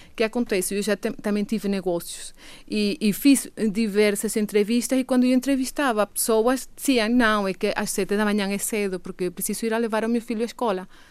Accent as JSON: {"language": "Portuguese", "country": "Venezuela", "accent": "Venezuelan", "second_language": "Portuguese", "moved": "yes", "lives_now": "Madeira, Portugal"}